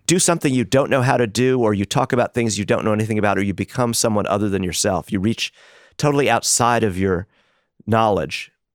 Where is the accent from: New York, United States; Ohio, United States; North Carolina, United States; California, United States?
New York, United States; New York City; the public schools in Brooklyn and the confusions of growing up in New York in that period